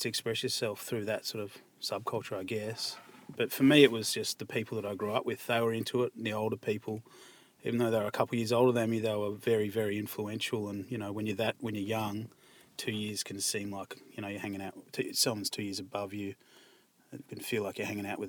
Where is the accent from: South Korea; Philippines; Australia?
Australia; Melbourne, Victoria; where I grew up in Malvern, there was a lot of writers around there